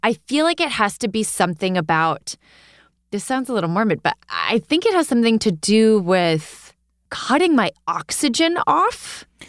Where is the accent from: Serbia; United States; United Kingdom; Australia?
United States; Hudson Valley, New York; now in Brooklyn, United States; I am originally from the Hudson Valley